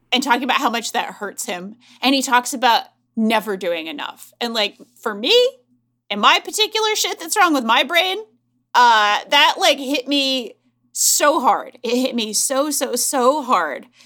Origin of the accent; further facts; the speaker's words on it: United States; as an American